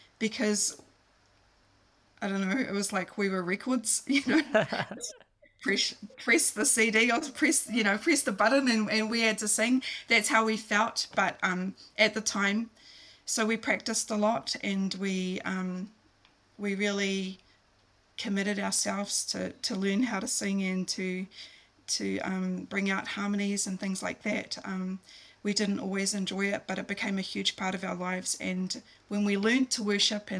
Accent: Christchurch, Canterbury, New Zealand; also born or lived in Auckland / Philippines; I was born in Auckland, but when I was 7 years old, we moved to Christchurch.

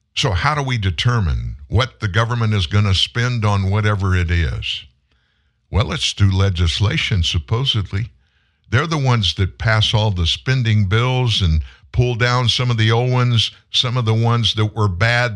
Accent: South Louisiana, United States; I'm in Louisiana. Oh my gosh, my entire life. I'm, I'm from South Louisiana

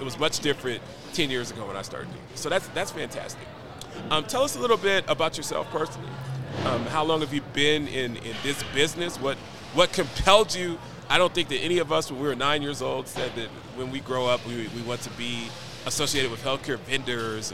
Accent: Nashville, Tennessee, United States; I'm from Nashville, Tennessee

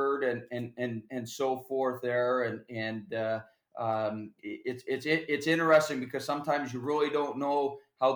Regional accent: Kitchener, Ontario, Canada; also born or lived in Maryhill, Ontario; I grew up in Kitchener. I actually started in even a smaller town, Maryhill, just outside of Kitchener before I moved to Kitchener

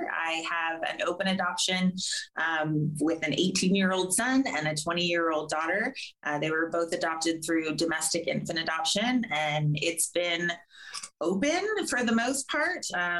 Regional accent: California, United States; and we just moved to Florida. So we're both from Southern California, and that's where we met.

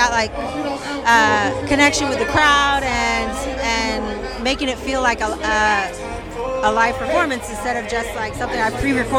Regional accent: Portland, Oregon, United States; moved away as an adult; now in Los Angeles, United States; I'm from Portland, Oregon originally, and okay, now I lived here for about 3 years.

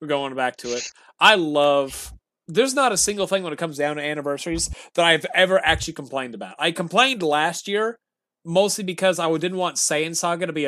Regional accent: Oklahoma, United States; I'm from Oklahoma.

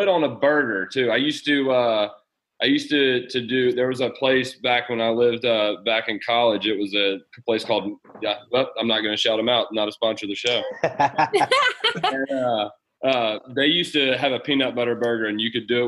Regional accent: Mississippi, United States; Growing up in Mississippi

